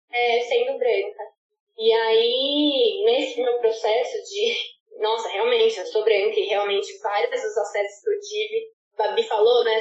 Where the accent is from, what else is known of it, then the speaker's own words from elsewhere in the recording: Brazil; moved away as an adult; now in Ghana; Eu sou do Brasil, eu sou latina